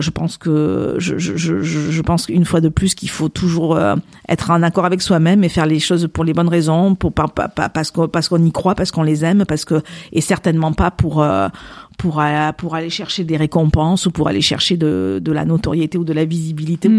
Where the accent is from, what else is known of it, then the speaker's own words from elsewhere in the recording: Landes, Nouvelle-Aquitaine, France; j'ai grandi plus dans les Landes que dans le Pays Basque